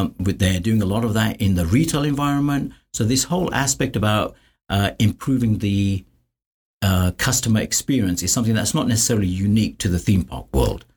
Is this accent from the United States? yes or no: no; London, United Kingdom; moved away as an adult; I grew up in London